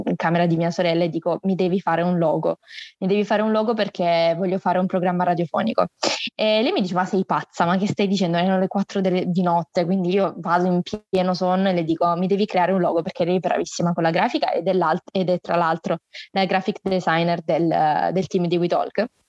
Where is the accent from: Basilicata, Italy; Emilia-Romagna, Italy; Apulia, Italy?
Apulia, Italy; Salento, province of Lecce; also born or lived in Varese, Lombardy; Sono nata a Varese, in Lombardia, ma poi per eh, via del lavoro del mio papà ci siamo trasferiti in Salento, eh, in provincia di Lecce, dove praticamente abito da quando ho due anni